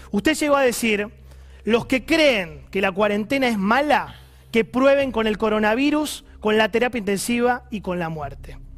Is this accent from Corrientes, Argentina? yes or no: yes; Corrientes, Argentina; now in Buenos Aires, Argentina; Yo soy correntino